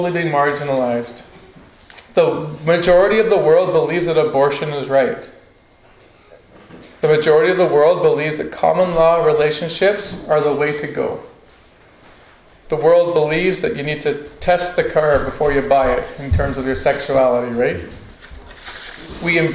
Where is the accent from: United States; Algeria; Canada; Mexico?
Canada; Northwest Territories; I grew up in the Northwest Territories